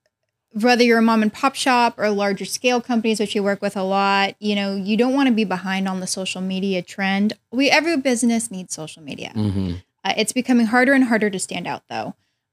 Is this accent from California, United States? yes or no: yes; Bay Area, California, United States; I'm from the Bay Area.